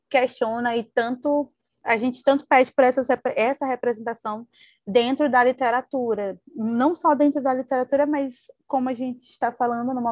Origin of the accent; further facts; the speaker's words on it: Northeast Region, Brazil; Então, ou seja, meu sotaque não é da forma que as pessoas pensam, é, que enquanto nordestina eu tenho, né?